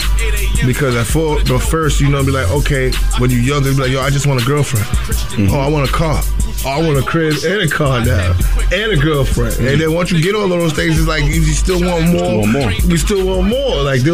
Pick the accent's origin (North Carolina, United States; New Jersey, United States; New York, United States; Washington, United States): New York, United States; New York City; also born or lived in Queens; I was from Brooklyn